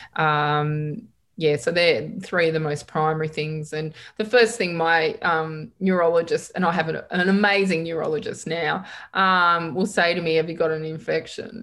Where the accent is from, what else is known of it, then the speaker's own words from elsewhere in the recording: Geelong, Victoria, Australia; also born or lived in Perth; now in Victoria, Australia; I was born in Geelong